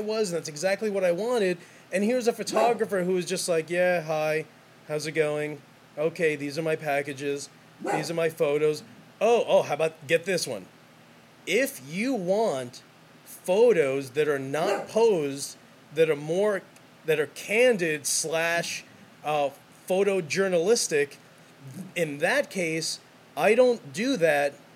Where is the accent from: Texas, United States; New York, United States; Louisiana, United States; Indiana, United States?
New York, United States; New York City; I'm from New York City. That's how it's always been. That's all. That's how I'm raised.